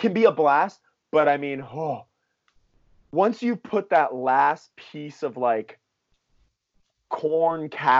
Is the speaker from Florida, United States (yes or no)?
yes; West Palm Beach, Florida, United States; moved away; growing up in West Palm Beach, Florida, I went to plenty of Hanukkah parties